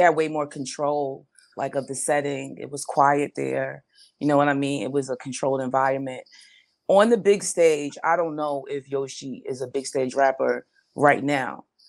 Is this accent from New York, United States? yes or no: yes; New York City, New York, United States; I'm from the Bronx